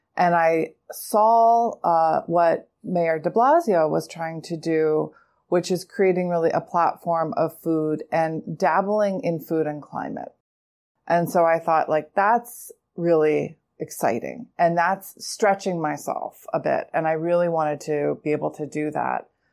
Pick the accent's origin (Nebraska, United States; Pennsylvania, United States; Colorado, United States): Pennsylvania, United States; now in New York City, United States; I'm also from Pennsylvania